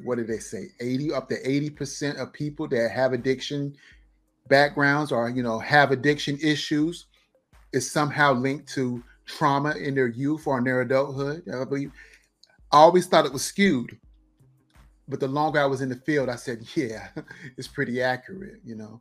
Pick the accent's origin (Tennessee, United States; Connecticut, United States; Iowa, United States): Connecticut, United States; New London; I'm from New London, Connecticut